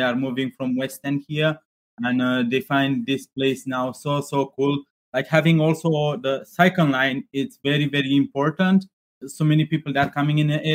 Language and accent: English; Transylvania, Romania; now in Glasgow, United Kingdom; we're from Transylvania